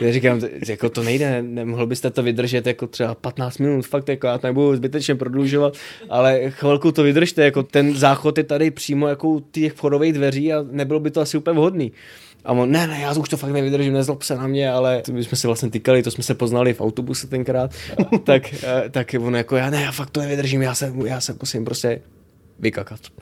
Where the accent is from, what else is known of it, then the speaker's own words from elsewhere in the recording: Vlašim, Central Bohemian Region, Czechia; now in Prague, Czech Republic; jsem jezdil z Prahy navštívit rodiče do Vlašimi, odkud hmm. pocházím